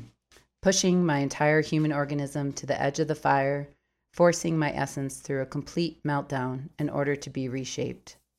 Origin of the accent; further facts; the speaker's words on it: Minneapolis, Minnesota, United States; moved away as an adult; also born or lived in Baltimore, Maryland; now in New Mexico, United States; I was born in Minneapolis when I was about seven years old. We moved back to Baltimore, Maryland, where my mom was from, and then back to Minneapolis when I was about thirteen. I've been there most of my life